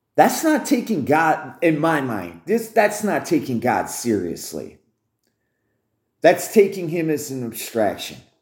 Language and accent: English; United States; as an American